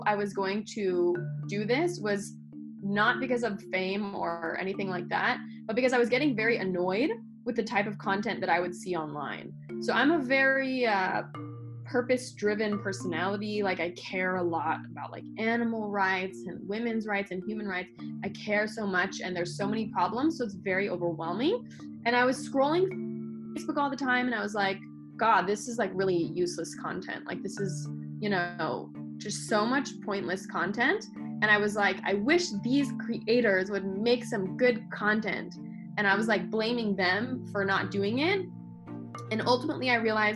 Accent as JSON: {"language": "English", "town": "Los Angeles", "region": "California", "country": "United States", "said": "I'm from Los Angeles, the land of failed actors and actresses"}